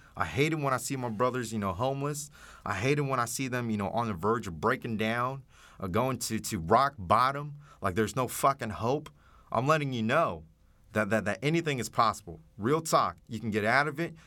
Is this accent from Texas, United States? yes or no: yes; Dallas, Texas, United States; growing up in Oak Cliff and Dallas